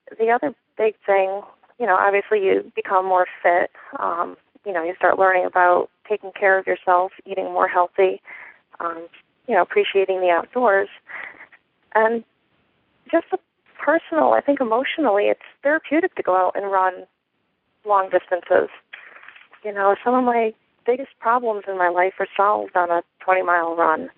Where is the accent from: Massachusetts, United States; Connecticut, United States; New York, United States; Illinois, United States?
Connecticut, United States; moved away; I'm originally from Connecticut, so that's where I started trail running.